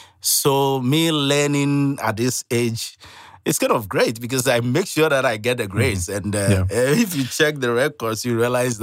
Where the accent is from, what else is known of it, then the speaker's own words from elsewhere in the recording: Ghana; Well, like you said, I'm from Ghana, and a student of Dayspring